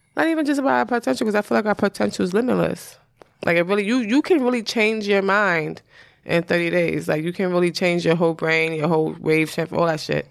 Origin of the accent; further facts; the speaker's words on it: New York, United States; I'm from New York